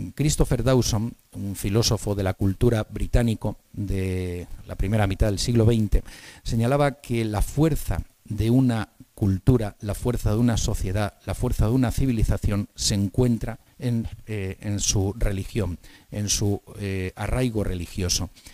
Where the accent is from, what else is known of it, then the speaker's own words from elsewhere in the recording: Spain; como españoles